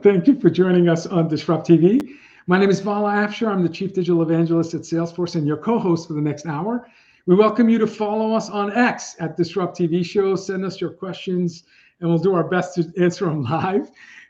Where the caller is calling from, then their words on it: Boston, Massachusetts, United States; I'm dialing in from Boston, so sorry for the sports analogies.